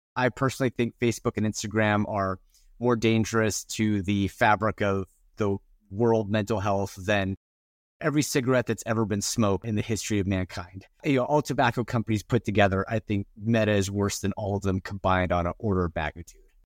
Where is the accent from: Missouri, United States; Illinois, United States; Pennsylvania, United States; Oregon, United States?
Oregon, United States; Gresham; I live in the Pacific Northwest, and I grew up in Gresham, which is right next to Hood River